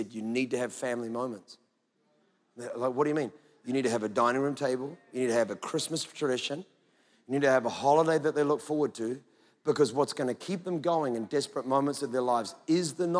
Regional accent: Scotland, United Kingdom; I'm Scottish

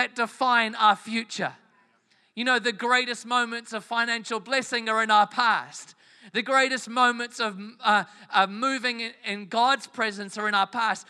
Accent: England, United Kingdom; moved away; I am from England originally

